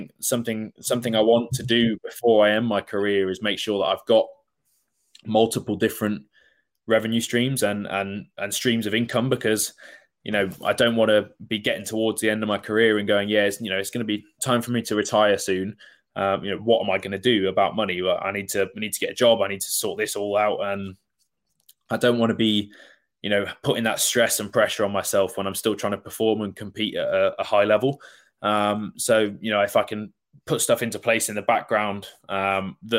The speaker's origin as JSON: {"language": "English", "town": "Worcester", "region": "West Midlands", "country": "United Kingdom", "said": "So I'm from Worcester"}